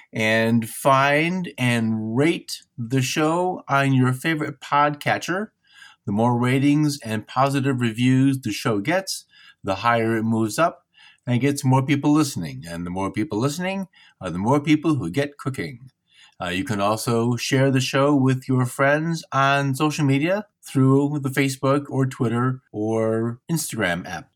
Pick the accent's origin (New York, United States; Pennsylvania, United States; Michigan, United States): Michigan, United States; I'm from Michigan, so I, I have a Midwestern sensibility